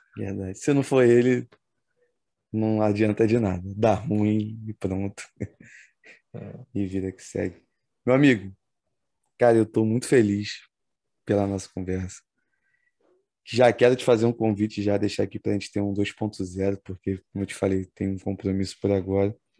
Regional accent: Brazil; como brasileiro

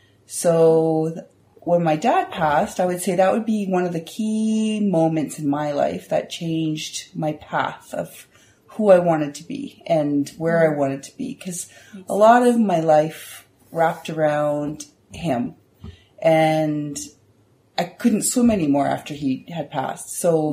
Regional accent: Moncton, New Brunswick, Canada; also born or lived in Saskatoon, Canada; We lived all across Canada, which was very cool. So I remember a lot of times when I grew up in Moncton, and then I remember moving across the city or the country to go and living in Saskatoon.

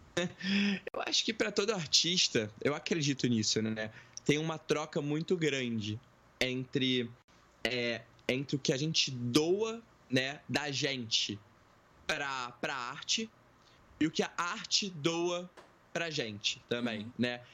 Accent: Rio de Janeiro, Brazil; sou carioca, tenho 22 anos

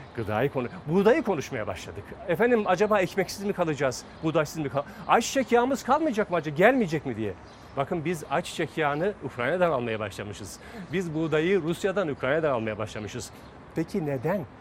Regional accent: Fatsa, Ordu, Turkey; biz bunu Fatsa'da yaşıyoruz.

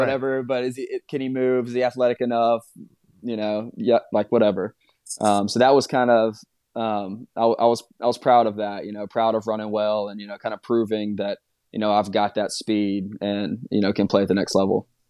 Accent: Birmingham, Alabama, United States; moved away as an adult; I'm from Birmingham. Dad played at Alabama.

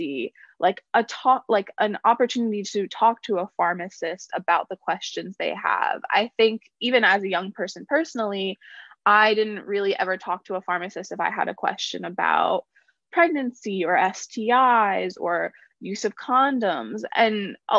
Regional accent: Concord, North Carolina, United States; I grew up in Concord, North Carolina

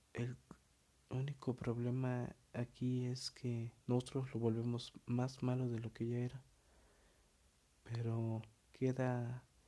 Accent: State of Mexico, Mexico; yo soy mexicano, orgullosamente mexicano. Y en la parte en la que yo vivía, que es el Estado de México, este... Bueno, no vivía, vivo

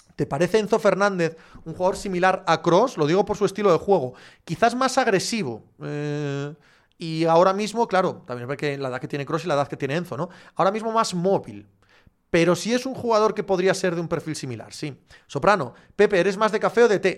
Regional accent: Cangas del Narcea, Asturias, Spain; Soy de Asturias, pero del suroccidente, que los que sois del centro, que habláis como Yes de Asturias, ling, tal, no somos exactamente lo mismo. Soy de Cangas de Narcea.

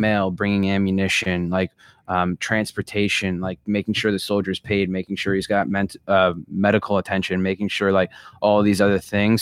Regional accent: Long Beach Island, New Jersey, United States; moved away; I grew up in New Jersey in a place called Long Beach Island

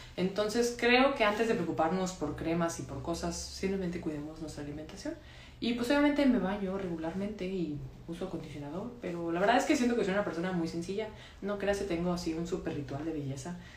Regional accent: Monterrey, Nuevo León, Mexico; also born or lived in Mexico City; soy de Monterrey, estoy en Monterrey

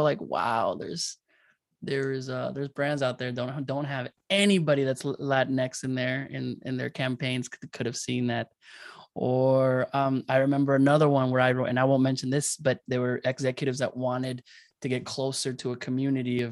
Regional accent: Arizona, United States; also born or lived in Mexico; I'm from Arizona. I came here in Mexico, and then I left, you know, at a young age, and I came to the US

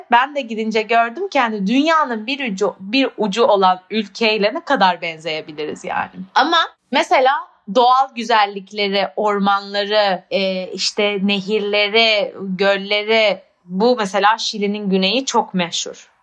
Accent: Turkey; moved away as an adult; also born or lived in United Kingdom; now in Barcelona, Spain; hayatımın 18 senesini orada 19 senesini orada yaşadım

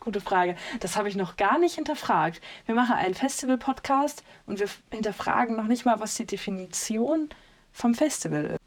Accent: North Rhine-Westphalia, Germany; Ich komme aus NRW

